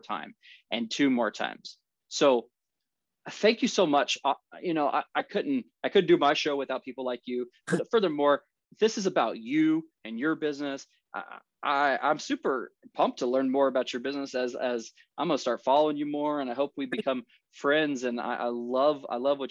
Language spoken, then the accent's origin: English; Topeka, Kansas, United States; I'm born and raised in the Topeka, Kansas area